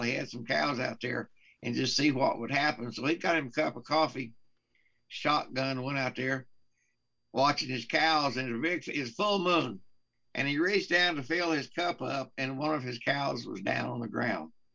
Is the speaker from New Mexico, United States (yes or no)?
yes; Carlsbad, New Mexico, United States; now in Texas, United States; I'm from Carlsbad, New Mexico. I was raised up in New Mexico before I came to Texas